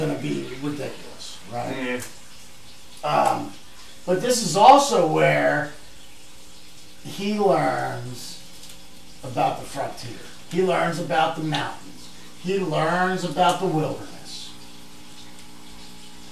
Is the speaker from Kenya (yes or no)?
no; Canada; I'm Canadian